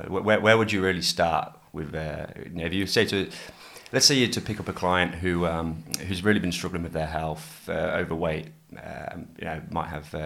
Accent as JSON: {"language": "English", "region": "England", "country": "United Kingdom", "moved": "yes", "lives_now": "Australia", "said": "a Pommy boy like myself"}